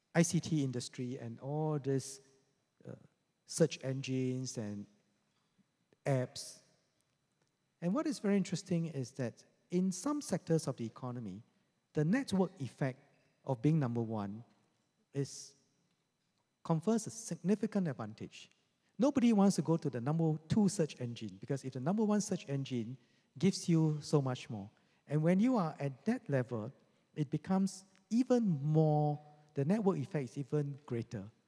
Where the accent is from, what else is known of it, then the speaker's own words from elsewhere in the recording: Singapore; us together as Singaporeans